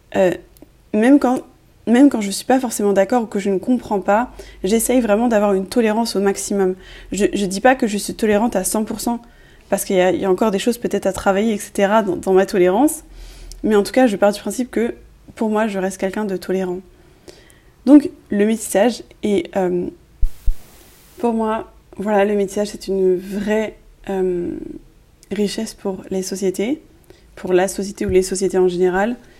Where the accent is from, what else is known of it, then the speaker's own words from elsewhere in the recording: France; je suis née en France